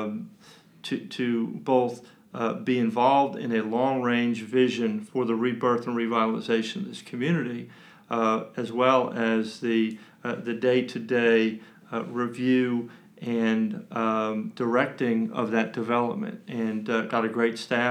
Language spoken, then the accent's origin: English; New York City, New York, United States; now in Kannapolis, United States; I was born in Manhattan. I was actually born on Fifth Avenue.